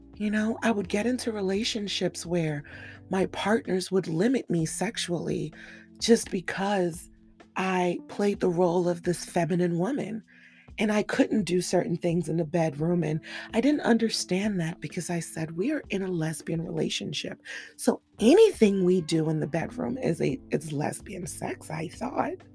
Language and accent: English; Cameroon; I grew up in a very polarized world. I come from Cameroon, West Africa, and in my world, men were masculine and dominant